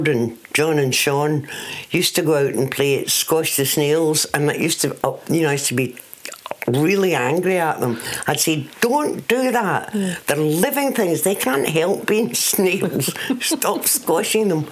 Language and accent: English; Scotland, United Kingdom; I'm a jazz singer from Scotland